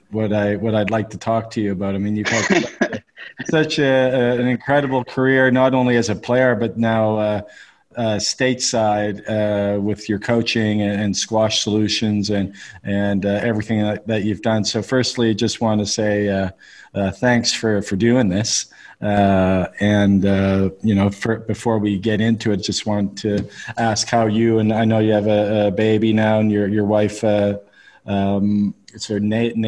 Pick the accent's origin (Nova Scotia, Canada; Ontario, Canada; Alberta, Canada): Nova Scotia, Canada; Halifax; now in United Arab Emirates; So, yeah, but I'm Canadian.